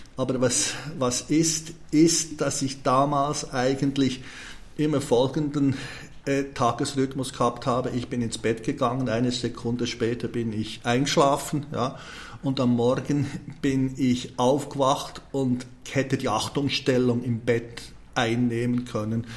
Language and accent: German; Switzerland; da wo ich aufgewachsen bin, hat mich meine Mutter immer zum Bäcker rüber geschickt